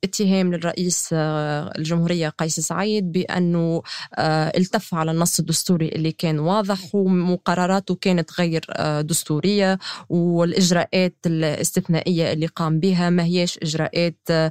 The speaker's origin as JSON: {"language": "Arabic", "country": "Tunisia", "said": "كتونسية وكصحفية"}